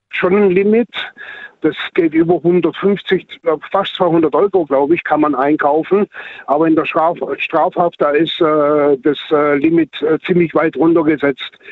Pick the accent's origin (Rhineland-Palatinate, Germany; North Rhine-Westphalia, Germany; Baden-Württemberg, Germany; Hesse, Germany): Baden-Württemberg, Germany; Heidelberg; aus dem Raum Heidelberg.